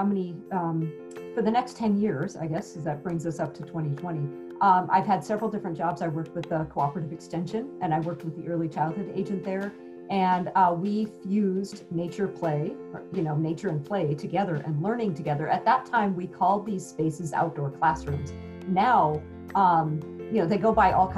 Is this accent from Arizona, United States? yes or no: yes; Sedona, Arizona, United States; also born or lived in Washington State; now in Phoenix, United States; I was from Arizona. I grew up in Sedona, Arizona.